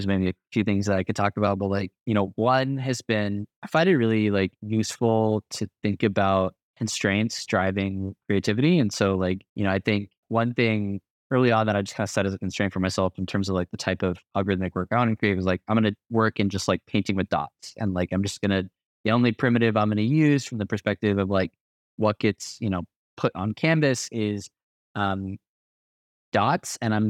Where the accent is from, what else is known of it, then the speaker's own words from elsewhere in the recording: Arizona, United States; now in Colorado, United States; the desert being like the home that I grew up in growing up in Southern Arizona most of my life. And then, you know, the mountains being the home that I live in now and, you know, living in Colorado